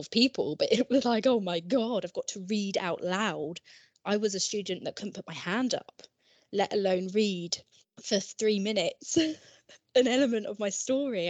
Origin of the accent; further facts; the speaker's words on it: Ashford, South East England, United Kingdom; moved away as an adult; I'm originally from Kent, and I went to Highworth School, which is in Ashford, Kent. I did my GCSEs, A-levels, everything there.